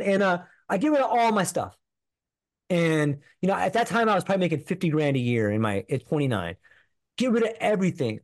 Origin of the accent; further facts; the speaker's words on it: Southern California, United States; I grew up in California, in Southern California